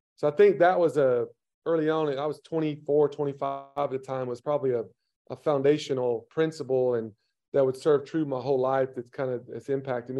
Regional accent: Tennessee, United States; I had a very dysfunctional, broken home growing up in Tennessee

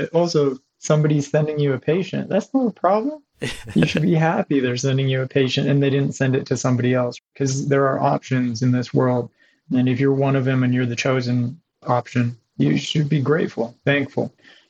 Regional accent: California, United States; also born or lived in Africa / Haiti / Canada; I was born outside of the country. I was born in Africa, parents from different cultures, but I grew up a few places. I grew up in Haiti and Canada and then Southern California.

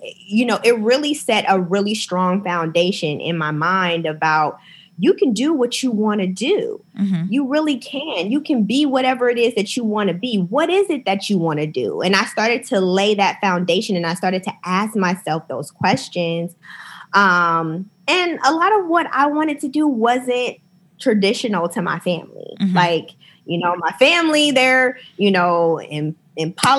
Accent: Akron, Ohio, United States; moved away; also born or lived in New York; growing up in Akron, we didn't have a ton of diversity.

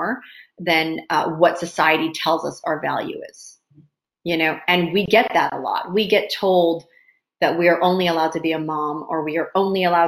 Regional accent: Maple Ridge, British Columbia, Canada; also born or lived in Hong Kong; I grew up in Maple Ridge, is a predominantly white, you know, place to grow up.

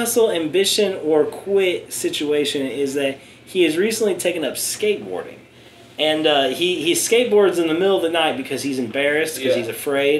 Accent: Lincoln, Nebraska, United States; I'm from Lincoln.

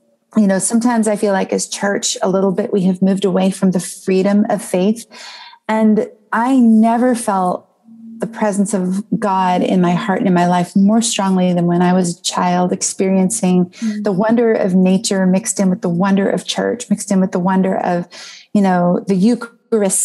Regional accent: southeastern Ohio, United States; I grew up in southeastern Ohio, at the tip of Appalachia

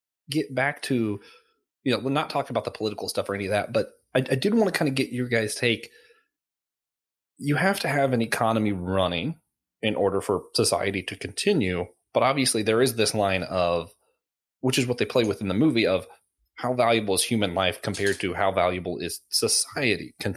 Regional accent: Florida, United States; I grew up in Florida, so we went to the beach

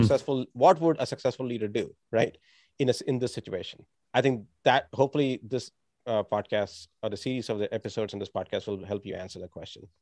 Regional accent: India; moved away; I grew up in India

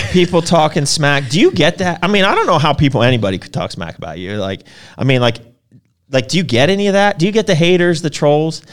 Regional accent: Philadelphia, Pennsylvania, United States; I'm East Coast. I'm, uh, Philly

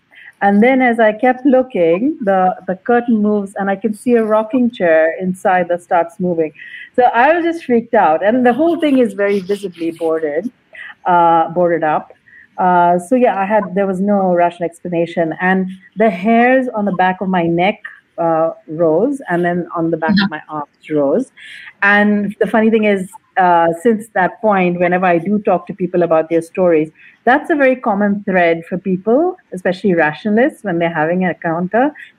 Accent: Kuwait; But in brief, I was I grew up and lived in Kuwait for a long time.

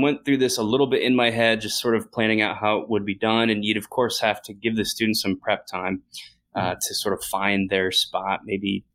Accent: New Jersey, United States; I grew up in New Jersey.

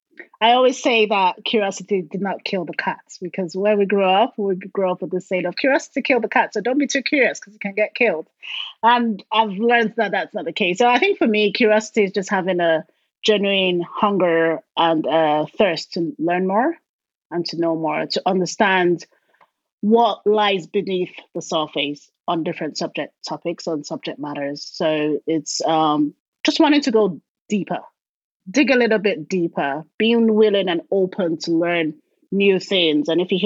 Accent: Port Harcourt, Rivers State, Nigeria; Down south, called River State. The city is called Port Harcourt, and that's where all the oil companies were all based.

